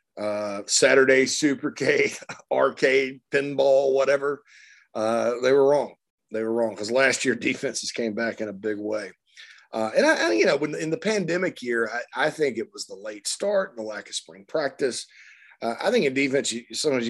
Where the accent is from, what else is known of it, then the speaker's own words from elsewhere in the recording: Spartanburg, South Carolina, United States; moved away as an adult; also born or lived in Nashville; my hometown of Spartanburg